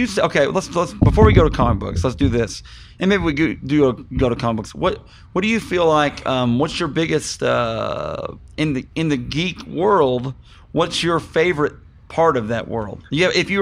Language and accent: English; Mountain View, Missouri, United States; I'm from a little town called Mountain View, Missouri